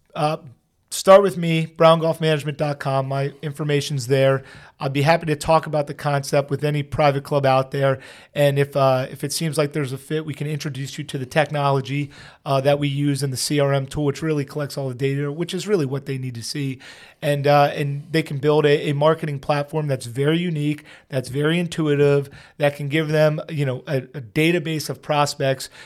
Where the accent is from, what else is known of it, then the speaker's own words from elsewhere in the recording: Pennsylvania, United States; I'm from Pennsylvania